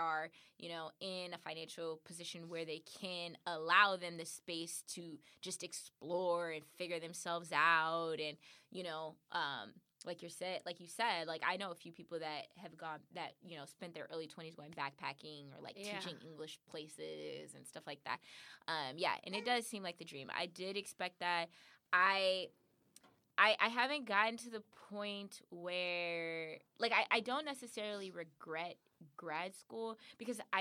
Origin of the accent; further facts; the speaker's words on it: California, United States; I'm from California